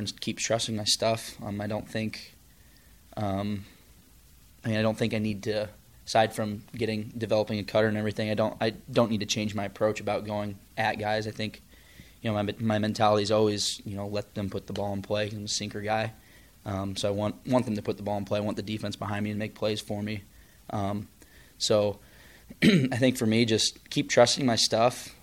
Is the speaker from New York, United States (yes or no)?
no; St. Louis, Missouri, United States; we're both from the St. Louis area